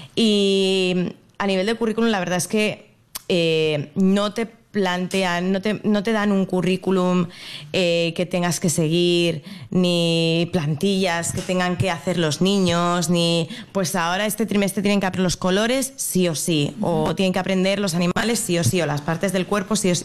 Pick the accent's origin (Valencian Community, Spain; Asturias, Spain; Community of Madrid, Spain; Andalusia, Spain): Community of Madrid, Spain; Madrid; moved away as an adult; now in Brisbane, Australia; yo soy de Madrid, y pues mi pareja y yo decidimos venirnos a Australia